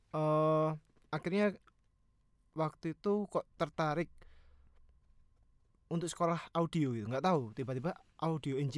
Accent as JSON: {"language": "Indonesian", "town": "Surabaya", "region": "East Java", "country": "Indonesia", "moved": "yes", "lives_now": "Jakarta, Indonesia", "said": "aku merantau, merantau dari Surabaya ke Jakarta"}